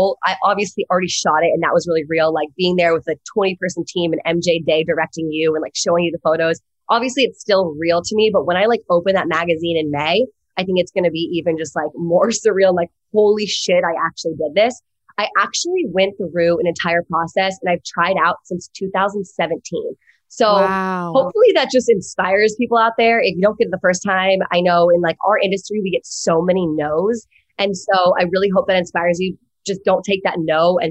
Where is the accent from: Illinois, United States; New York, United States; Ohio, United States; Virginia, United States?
Virginia, United States; moved away as an adult; now in Los Angeles, United States